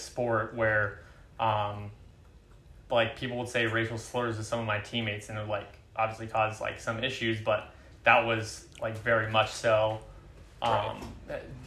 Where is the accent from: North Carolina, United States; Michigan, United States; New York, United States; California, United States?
California, United States; Oakland; also born or lived in Champaign, Illinois; I grew up in the Bay Area. I grew up in Oakland. Um, born and raised there